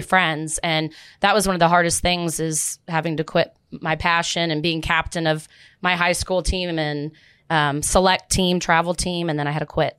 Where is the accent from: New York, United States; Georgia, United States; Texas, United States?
Texas, United States; Plano; also born or lived in Dallas, Texas; I grew up in Plano and Dallas